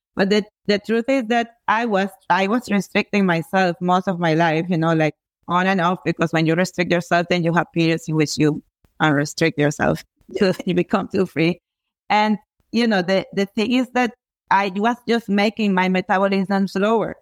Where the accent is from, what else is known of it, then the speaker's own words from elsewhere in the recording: Venezuela; I come from Venezuela